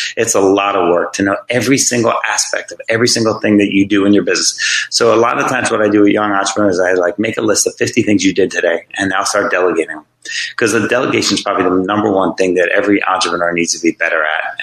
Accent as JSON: {"language": "English", "area": "Jersey Shore", "region": "New Jersey", "country": "United States", "tie": "born or raised there", "also_born_or_lived": "Virginia Beach, Virginia", "moved": "as an adult", "said": "I grew up on the Jersey Shore, like I said, as a kid"}